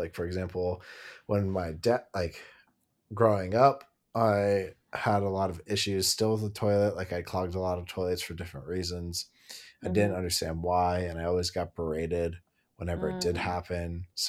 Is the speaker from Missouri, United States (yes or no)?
no; California, United States; growing up in Southern California, I would just like wanted minimal clothes